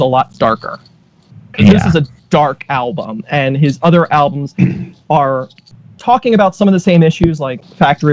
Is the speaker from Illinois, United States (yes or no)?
no; Philadelphia, Pennsylvania, United States; moved away; I grew up in Philly